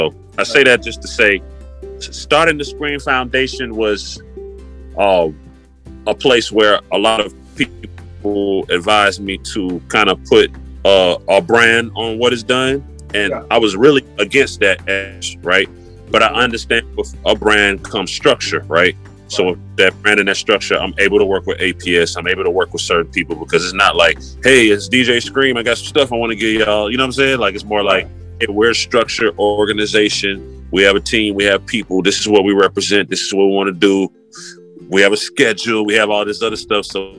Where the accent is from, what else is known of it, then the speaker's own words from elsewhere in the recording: Decatur, Georgia, United States; also born or lived in Atlanta; And I lived a lot of places. So Atlanta is home, Decatur, more specifically.